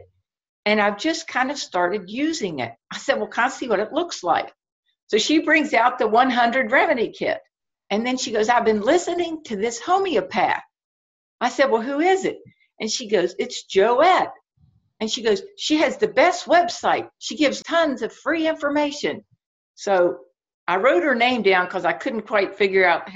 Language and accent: English; West Virginia, United States; moved away as an adult; now in Shenandoah Valley, Virginia, United States; I grew up in West Virginia and I live in the Shenandoah Valley in Virginia right now.